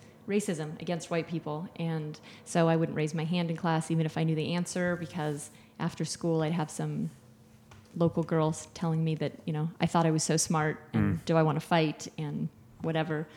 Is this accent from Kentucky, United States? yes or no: no; Maui, Hawaii, United States; moved away as an adult; also born or lived in Washington State / Los Angeles; now in Bend, United States; I grew up in Hawaii.